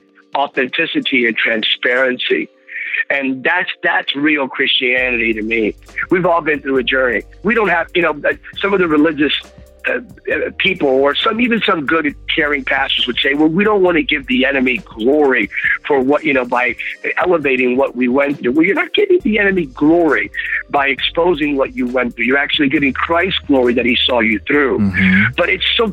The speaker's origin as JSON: {"language": "English", "town": "Bethlehem", "region": "Pennsylvania", "country": "United States", "tie": "born or raised there", "said": "Growing up in Bethlehem, Pennsylvania, I'm a Pennsylvania guy"}